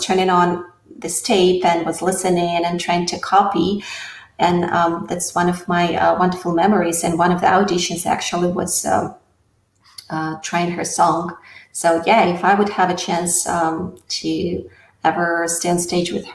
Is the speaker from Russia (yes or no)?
yes; Russia; English is a second language; moved away as an adult; now in United States; I come from Soviet Union